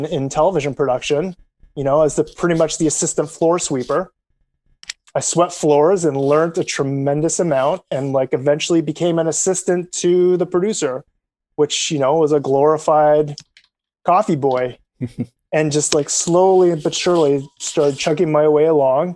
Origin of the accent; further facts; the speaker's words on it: Canada; as a Canadian